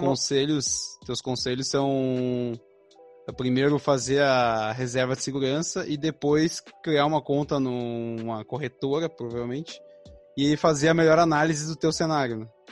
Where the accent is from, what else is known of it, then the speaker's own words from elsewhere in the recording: Novo Hamburgo, Rio Grande do Sul, Brazil; eu tenho vinte e sete, eu sou de Novo Hamburgo, então a gente é aqui do Sul